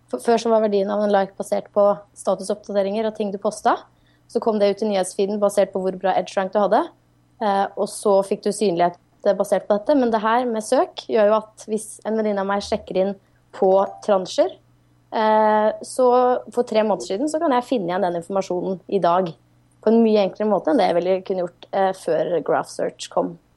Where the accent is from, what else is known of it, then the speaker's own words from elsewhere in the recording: Norway; som nordmann